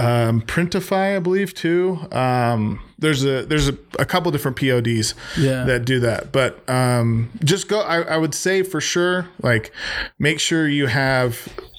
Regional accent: Magna, Utah, United States; I'm from Utah. I'm from Magna

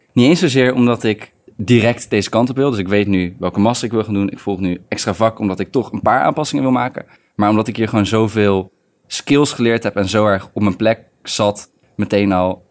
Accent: Utrecht, Netherlands; moved away as an adult; also born or lived in Tilburg; ik kom uit Utrecht.

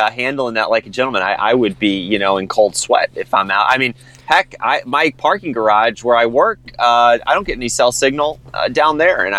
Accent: Defiance, Missouri, United States; now in Wentzville, United States; I grew up in Defiance, the city, not the state of, but I grew up in Defiance near Augusta, and I didn't really go down to Augusta that much. I thought I was pretty far south in Defiance

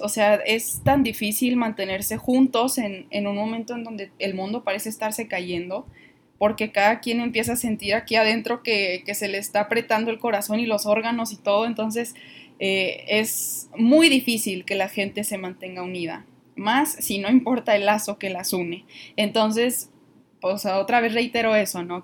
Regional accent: northern Mexico, Mexico; aquí en, el norte del país, donde, de donde yo soy

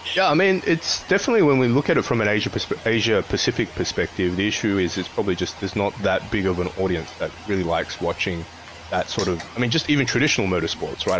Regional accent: Australia; now in Hong Kong; I grew up in Australia and also here in Hong Kong at the moment

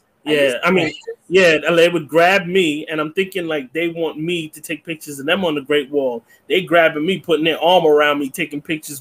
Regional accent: Jamaica; I do consider myself the Afrocentric Asian. I'm Chinese Jamaican.

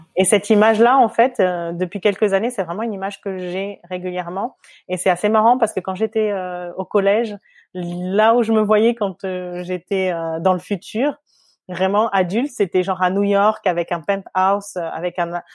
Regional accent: France; moved away as an adult; also born or lived in Switzerland; now in Singapore; on est né donc en métropole de, de parents qui, qui sont venus à peu près à la même période euh, dans la même ville

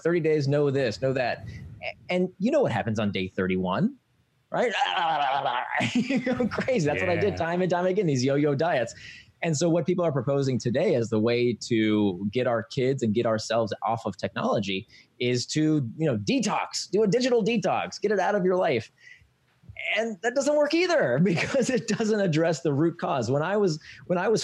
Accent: Florida, United States; I grew up in Florida, so we were always at the swimming pool

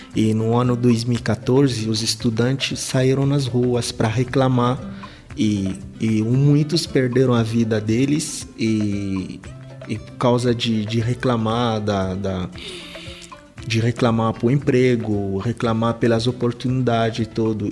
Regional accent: Kinshasa, DR Congo; Portuguese is a second language; moved away as an adult; now in Brazil; Sou de Kinshasa, nasci em Kinshasa em 1992

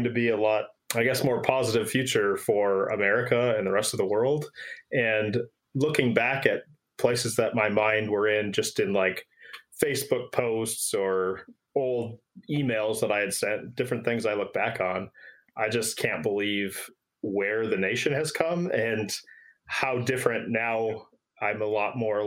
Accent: Minnesota, United States; moved away as an adult; now in Winston-Salem, United States; I'm actually in North Carolina in Winston-Salem. I moved down here a couple of years ago. So Minnesotan at heart

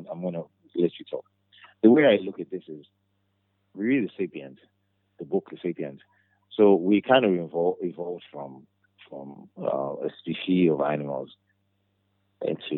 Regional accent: Nigeria

